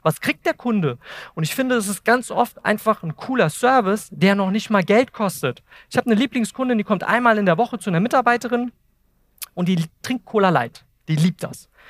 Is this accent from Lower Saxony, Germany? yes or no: no; Eltville, Hesse, Germany; ich komme aus Wiesbaden, Eltville